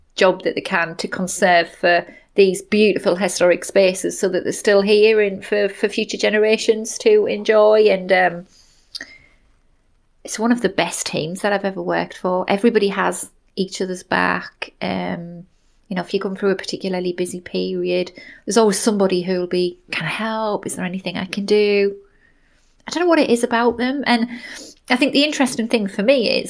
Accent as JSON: {"language": "English", "area": "Somerset", "region": "South West England", "country": "United Kingdom", "tie": "born or raised there", "moved": "as an adult", "lives_now": "Sunderland, United Kingdom", "said": "they have since moved back to my hometown of Somerset"}